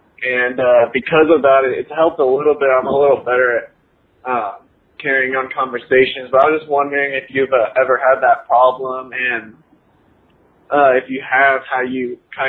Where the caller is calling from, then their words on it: Northwest Arkansas, United States; I'm calling in from Northwest Arkansas.